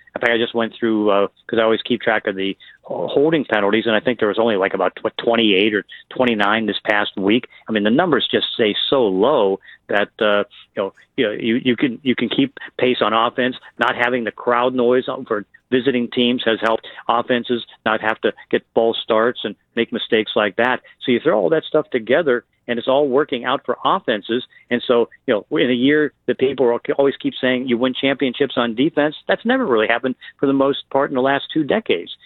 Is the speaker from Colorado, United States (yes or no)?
no; Pittsburgh, Pennsylvania, United States; growing up in Pittsburgh